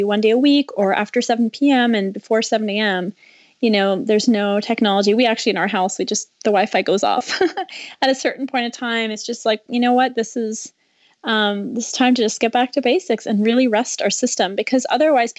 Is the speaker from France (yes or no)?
yes; France; moved away as an adult; also born or lived in China; now in United States; I grew up in France, and then I moved to the U.S. for college